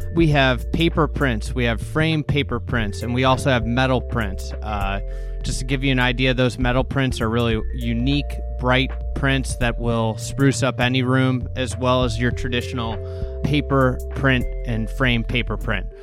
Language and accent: English; Midwest, United States; being a Midwesterner